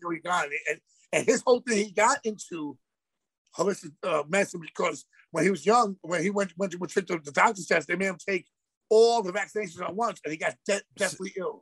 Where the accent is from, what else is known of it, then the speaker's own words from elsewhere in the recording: New York City, New York, United States; I, am from Queens